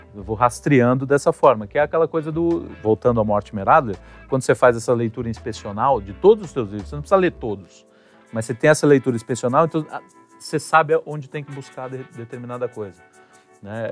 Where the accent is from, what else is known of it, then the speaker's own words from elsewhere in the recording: Brazil; nós somos brasileiros